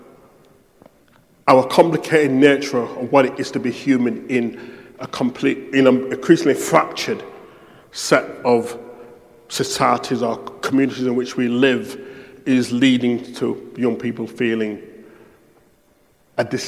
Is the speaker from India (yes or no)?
no; United Kingdom; I'm British